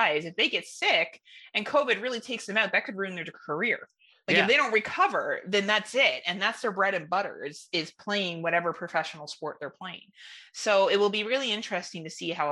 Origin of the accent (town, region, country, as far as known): Canada